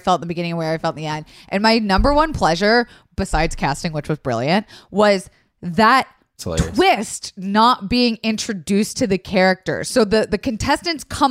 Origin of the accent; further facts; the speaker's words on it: Florida, United States; I'm from Florida